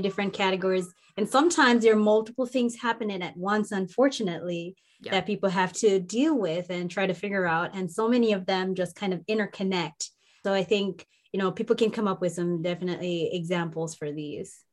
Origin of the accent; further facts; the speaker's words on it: Jamaica; moved away as an adult; also born or lived in Minnesota; where I grew up in the warm mountains of Jamaica